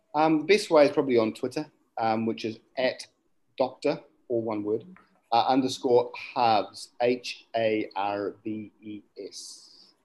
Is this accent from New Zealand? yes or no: yes; Gisborne, New Zealand; where I'm from is um, Turanganui or, or, Gisborne, as the English name would be